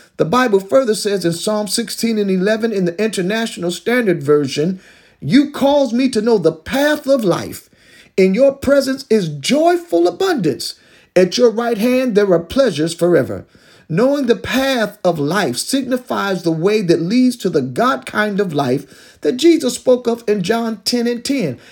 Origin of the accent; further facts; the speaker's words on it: Detroit, Michigan, United States; I was growing up in the Detroit public school system back in the early sixties